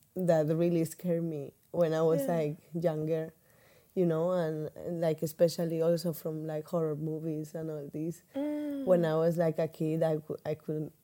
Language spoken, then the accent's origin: English; Murcia, Region of Murcia, Spain; moved away as an adult; also born or lived in Milan; that's where I'm from.